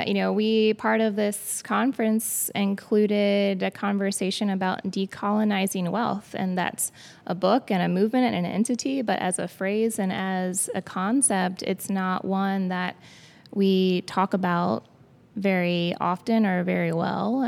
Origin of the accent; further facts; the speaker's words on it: Danville, Virginia, United States; my hometown of the city of Danville and Pennsylvania County specifically, um, which is a large part of the region that I now serve